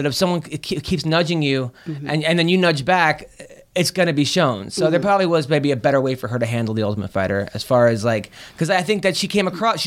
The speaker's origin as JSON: {"language": "English", "region": "New York", "country": "United States", "said": "I'm from New York"}